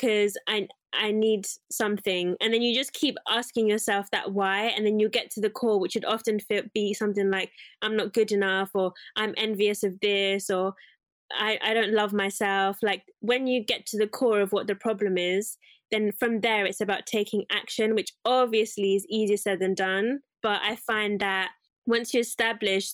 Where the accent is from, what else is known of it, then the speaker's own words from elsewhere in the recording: Zimbabwe; I'm from Zimbabwe, most of my relatives or my cousins are very curvaceous